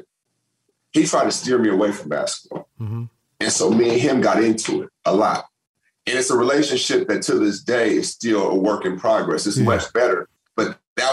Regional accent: Seattle, Washington, United States; also born or lived in Los Angeles; I'm from Seattle.

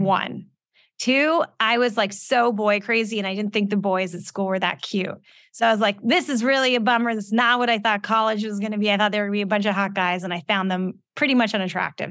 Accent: Los Angeles, California, United States; also born or lived in Calabasas, California; I grew up in West Hills. I went to Calabasas High School

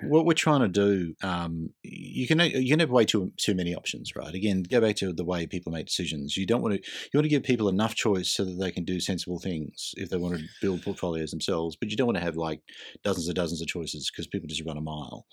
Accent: Queensland, Australia; I grew up in Queensland

